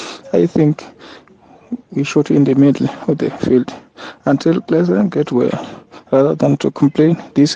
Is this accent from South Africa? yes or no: yes; South Africa; now in Pretoria, South Africa; from Mowangweni, currently in Pretoria.